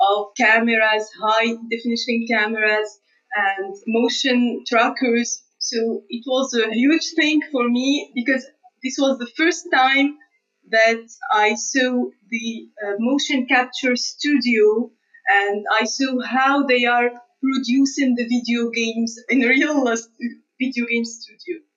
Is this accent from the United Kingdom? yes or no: no; Tunisia; moved away as an adult; also born or lived in Canada; even in Tunisia, I studied in um, the university, which is not far from my house. It's in the same city.